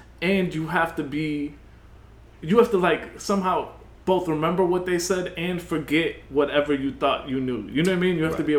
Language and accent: English; New York, United States; I was born and raised in New York